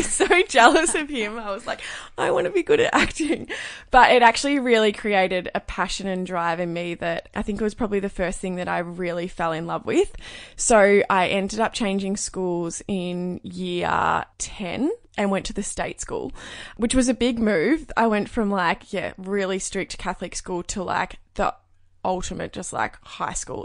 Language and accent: English; Cape Paterson, Victoria, Australia; I grew up in Cape Patterson, which is a really tiny coastal town. It's down near Phillip Island